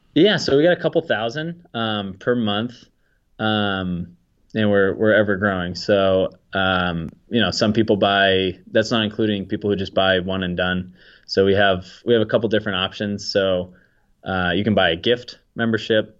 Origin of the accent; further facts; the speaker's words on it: Peabody, Massachusetts, United States; also born or lived in Salem, Massachusetts; I'm from Peabody, Massachusetts, about twenty minutes north of Boston. Um, so, yeah, I grew up around here